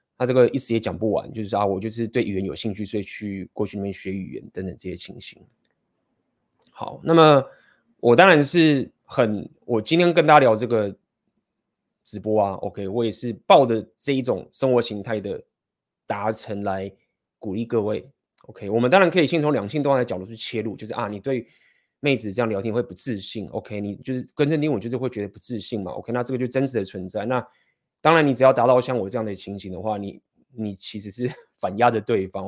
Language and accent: Chinese; Taiwan; 身为台湾人